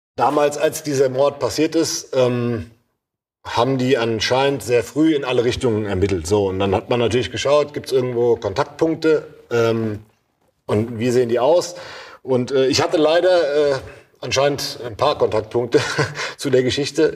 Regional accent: Babenhausen, Hesse, Germany; wo ich herkomme, dann weiß komischerweise oft jemand, ach Babenhausen

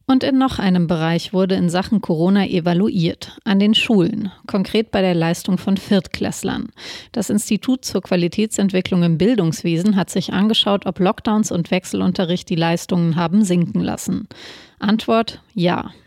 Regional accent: Munich, Bavaria, Germany; mir als Münchnerin

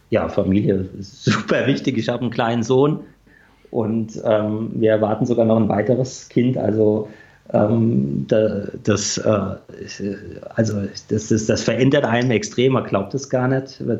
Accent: Düsseldorf, North Rhine-Westphalia, Germany; Ich komme ja auch aus Düsseldorf, mhm. da haben wir auch die eine oder andere gute Rockkneipe.

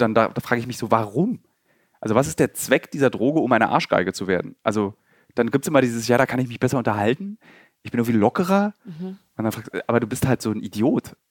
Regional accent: Berlin, Germany; gebürtige Berliner

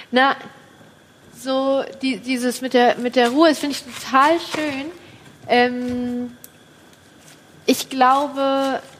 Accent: Kassel, Hesse, Germany; born there; In Kassel.

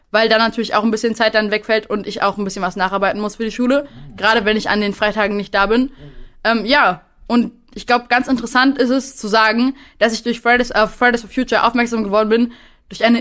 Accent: Berlin, Germany; Ich komme äh, auch hier aus Berlin.

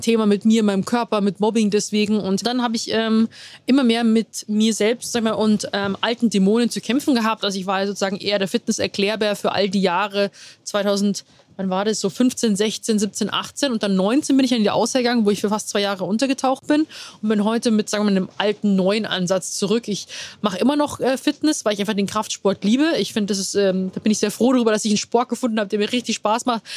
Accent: Rosenheim, Bavaria, Germany; moved away as an adult; now in Munich, Germany; komme gebürtig aus Rosenheim, wohne mittlerweile, also wohne in München

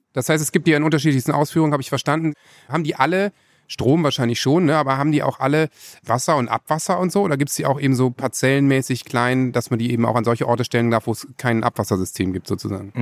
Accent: Northern Germany, Germany; mir als Norddeutscher

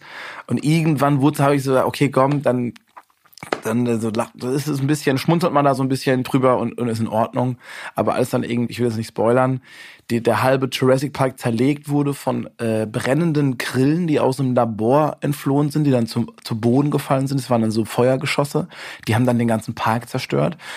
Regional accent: Busenbach, Baden-Württemberg, Germany; also born or lived in Weingarten; das ist so 20 Kilometer von meinem Heimatdorf entfernt, wo ich dann wirklich dann auch aufgewachsen bin, Busenbach.

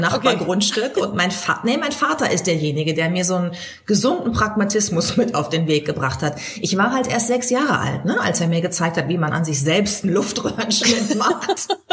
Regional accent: Germany; Bei uns in Deutschland

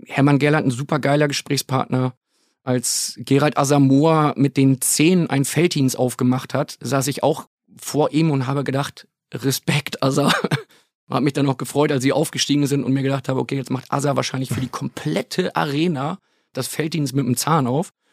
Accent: Bremen, Germany; ich komme gebürtig aus der Bremer Ecke

